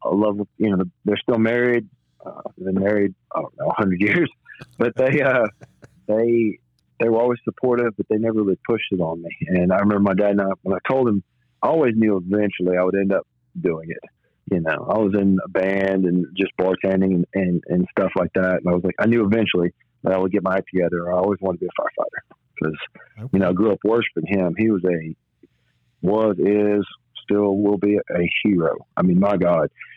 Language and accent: English; Birmingham, Alabama, United States; born and raised in Birmingham, Alabama